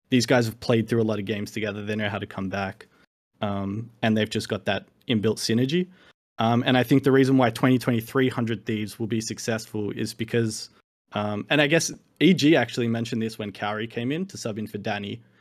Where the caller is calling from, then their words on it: Sydney, New South Wales, Australia; Hello, from Sydney, Australia.